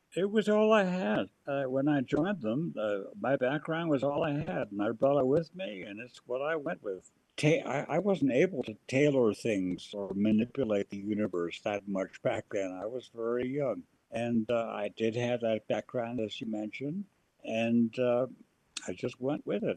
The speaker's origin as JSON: {"language": "English", "town": "Las Vegas", "region": "Nevada", "country": "United States", "tie": "born or raised there", "moved": "yes", "said": "when I grew up in Las Vegas"}